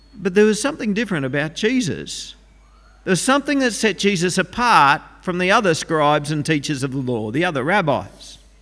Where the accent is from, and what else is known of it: Australia